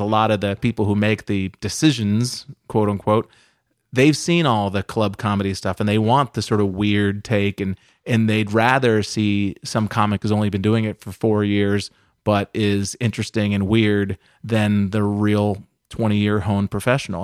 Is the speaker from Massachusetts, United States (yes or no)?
yes; outside of Boston, Massachusetts, United States; I grew up outside of Boston in, uh, Massachusetts